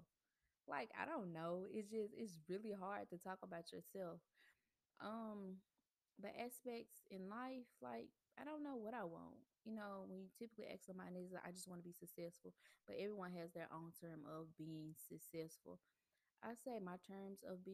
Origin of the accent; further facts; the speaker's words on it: Memphis, Tennessee, United States; moved away as an adult; also born or lived in Mississippi; I'm originally from Memphis